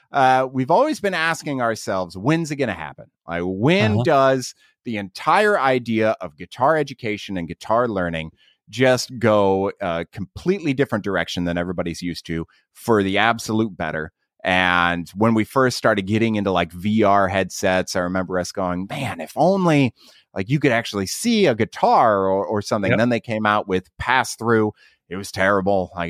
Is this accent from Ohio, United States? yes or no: yes; Ohio, United States; I'm from Ohio